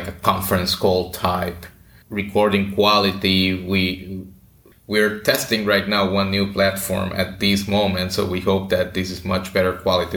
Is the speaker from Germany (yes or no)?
no; Puerto Rico; moved away as an adult; also born or lived in Connecticut; I grew up in Puerto Rico